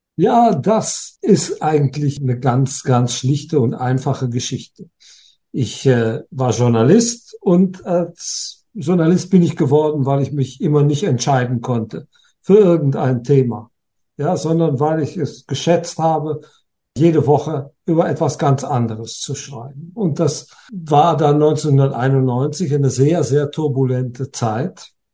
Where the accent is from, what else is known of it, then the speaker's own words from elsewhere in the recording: Germany; Bei uns in Deutschland